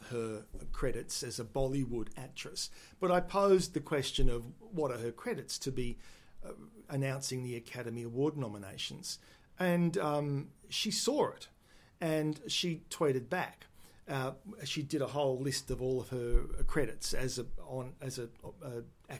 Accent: Melbourne, Victoria, Australia; also born or lived in Adelaide / Sydney / New Zealand; I was born in the Footscray Hospital, which is now the Western General Hospital. And grew up for the first 10, 11 years in Yarraville

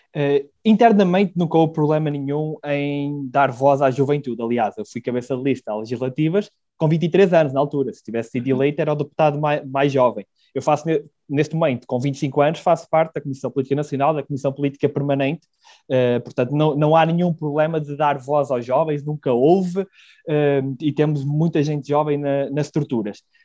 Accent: Celorico de Basto, Norte, Portugal; moved away as an adult; also born or lived in Porto / Braga; eu sou natural de Celurico de Basto

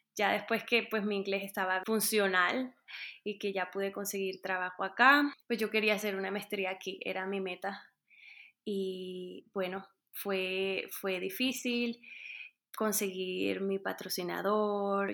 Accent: Montería, Córdoba, Colombia; moved away as an adult; also born or lived in Bogotá, Colombia; now in Denver, United States; soy colombiana, soy de Montería, y ya llevo 10 años viviendo en los Estados Unidos

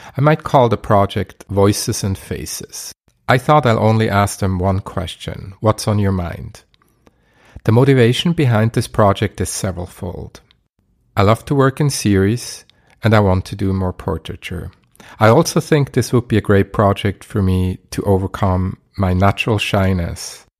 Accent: Basel, Basel-Stadt, Switzerland; my hometown, Basel

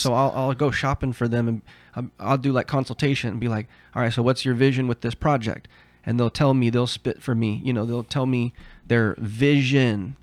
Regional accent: Southern Oregon, United States; also born or lived in Heidelberg, Germany; since I was grow, growing up in Southern Oregon

